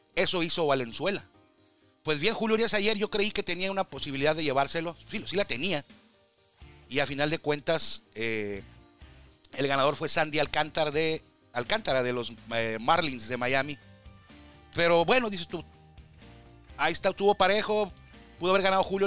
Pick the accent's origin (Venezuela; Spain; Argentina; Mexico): Mexico; Tijuana, Baja California